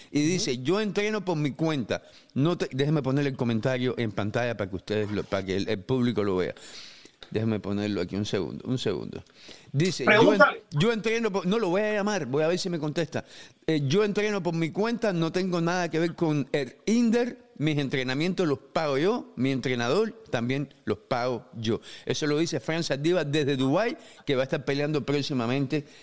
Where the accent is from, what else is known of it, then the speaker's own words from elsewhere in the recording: Cuba; le estamos enseñando a la comunidad internacional los verdaderos problemas que como cubanos afrontamos todos los días.